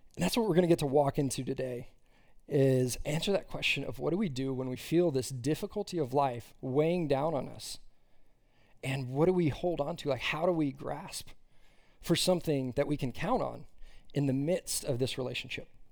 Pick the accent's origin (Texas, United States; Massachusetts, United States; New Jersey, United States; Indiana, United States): Texas, United States; Austin; moved away as an adult; now in Fort Worth, United States; I grew up in Austin, Texas, and then for college, migrated up here to Fort Worth